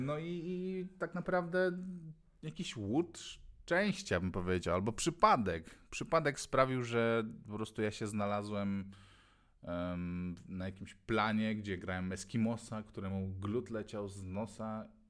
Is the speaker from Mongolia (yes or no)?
yes; Ulaanbaatar, Mongolia; now in Poland; skąd pochodzę, no mówię z One Bator